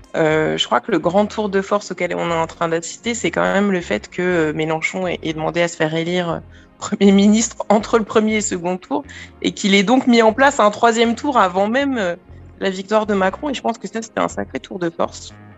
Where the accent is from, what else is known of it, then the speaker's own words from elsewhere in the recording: Martinique; je suis Martiniquais aussi, hein, donc euh, j'ai quand même beaucoup de familles